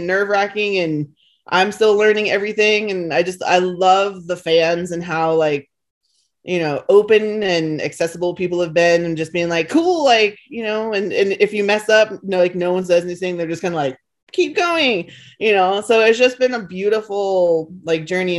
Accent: not far from New York, East Coast, United States; moved away; where I grew up on the East Coast, like was just, you know, not far from New York

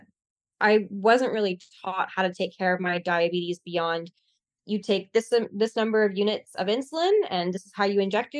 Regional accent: Canada; I'm from Canada

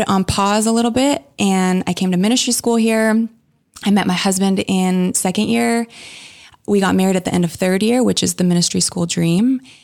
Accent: Canada; moved away as an adult; now in Redding, United States; I grew up in Canada

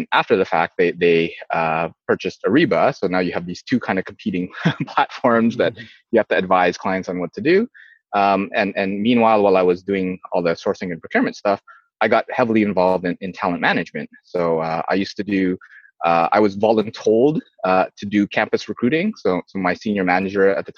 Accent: Canada; also born or lived in Indonesia; I was born in Indonesia, moved to Canada when I was young.

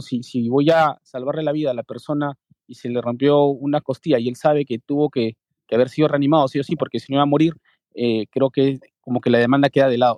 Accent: Lima, Peru; Soy de Lima, Perú.

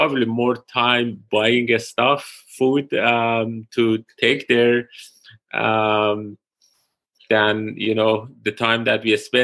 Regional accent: Tehran, Tehran Province, Iran; moved away as an adult; also born or lived in London / Pittsburgh; now in Columbia, United States; I'm originally from Iran, Tehran

